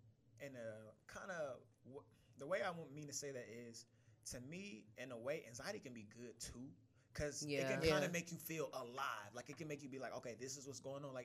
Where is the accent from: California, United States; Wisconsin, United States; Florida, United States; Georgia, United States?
Georgia, United States; Atlanta; I was born in Atlanta